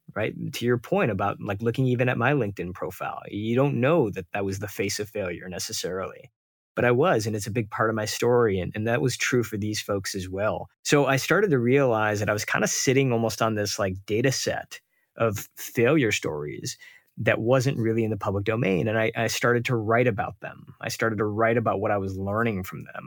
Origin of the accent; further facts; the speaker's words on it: Detroit, Michigan, United States; I grew up outside of Detroit, but we would take frequent trips to India